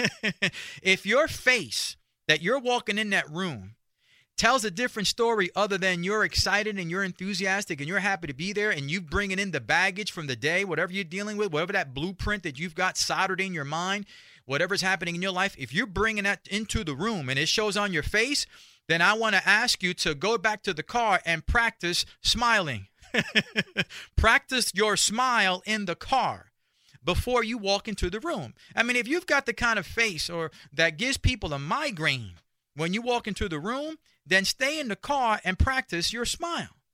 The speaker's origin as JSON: {"language": "English", "town": "New York City", "region": "New York", "country": "United States", "tie": "born or raised there", "said": "I grew up in Spanish Harlem and in the barrio"}